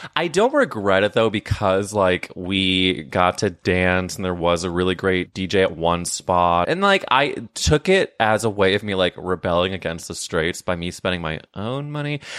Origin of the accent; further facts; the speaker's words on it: St. Louis, Missouri, United States; I'm from, I'm from Saint Louis